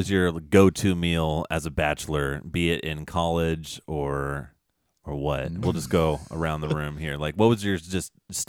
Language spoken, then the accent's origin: English; California, United States; us Cali boys